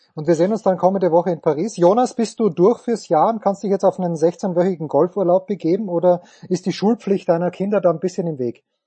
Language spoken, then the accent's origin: German; Austria; Ich bin selber Österreicher